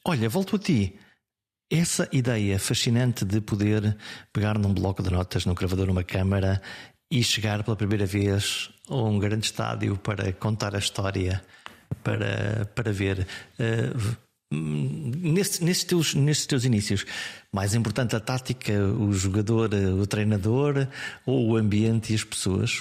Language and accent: Portuguese; Viana do Castelo, Norte, Portugal; a minha terra é Viana do Castelo